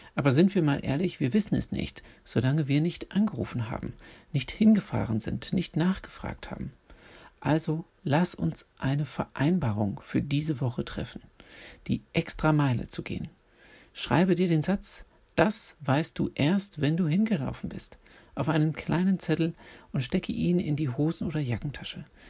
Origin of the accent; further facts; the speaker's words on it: Berlin, Germany; in Berlin, meiner Geburtsstadt, in der ich aufgewachsen und zur Schule gegangen bin